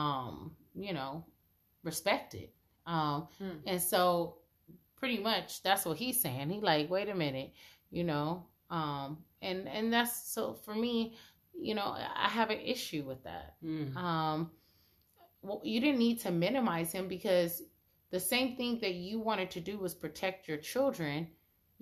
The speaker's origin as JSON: {"language": "English", "town": "Los Angeles", "region": "California", "country": "United States", "tie": "born or raised there", "said": "We're all from Los Angeles"}